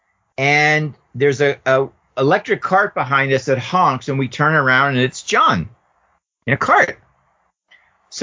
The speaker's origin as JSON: {"language": "English", "town": "Pittsburgh", "region": "Pennsylvania", "country": "United States", "moved": "yes", "said": "from Pittsburgh"}